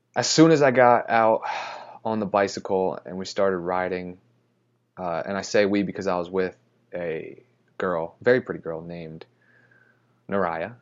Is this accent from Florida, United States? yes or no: yes; Florida, United States; moved away; I'm from Florida